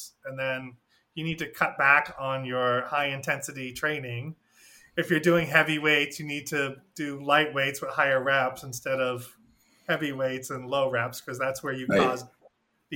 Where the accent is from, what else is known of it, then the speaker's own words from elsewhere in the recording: Maine, United States; moved away as an adult; I'm from Maine, where I never saw a thyroid problem because we live right by the sea